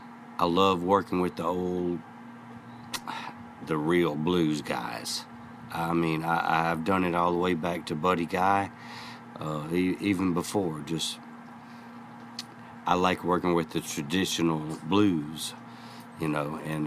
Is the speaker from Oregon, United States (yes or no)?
no; Alcorn County, Mississippi, United States; I grew up right there in Alcorn County, Mississippi, just east of Memphis, coming back and forth to Memphis my whole life.